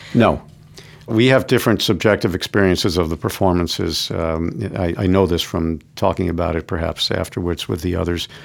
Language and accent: English; New York City, New York, United States; also born or lived in Florida; I grew up in New York City. I've lived here my whole life